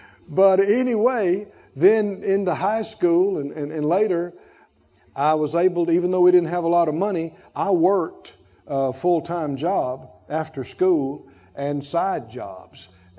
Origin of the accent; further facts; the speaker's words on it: the South, United States; born there; I talked about being born to my parents and so I'm a Moor. I was born in the South. I was born a country boy.